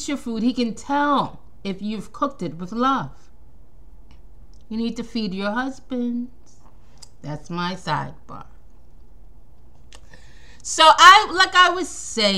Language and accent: English; New York, United States; I'm from New York.